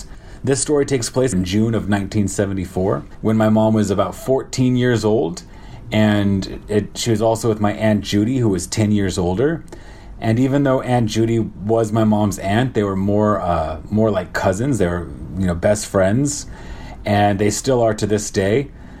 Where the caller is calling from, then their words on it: Shanghai, China; I'm calling from Shanghai, China, and I'm on my 12th day of my 14-day quarantine here in Shanghai.